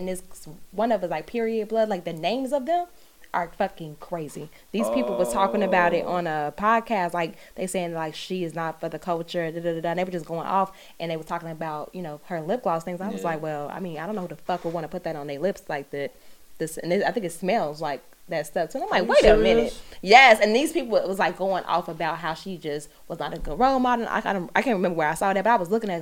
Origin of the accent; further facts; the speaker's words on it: Chicago, Illinois, United States; I'm from Chicago, born and raised